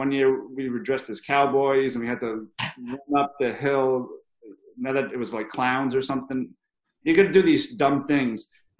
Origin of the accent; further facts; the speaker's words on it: Hawaii, United States; But I said, hey, I'm from Big Island. There's no 50-mile races.